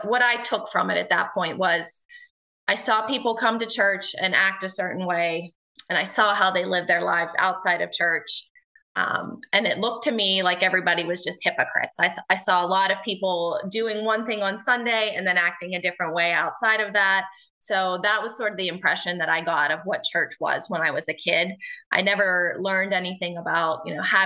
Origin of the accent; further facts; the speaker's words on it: Houston, Pennsylvania, United States; I am from Houston, Pennsylvania, which is a small town just south of Pittsburgh.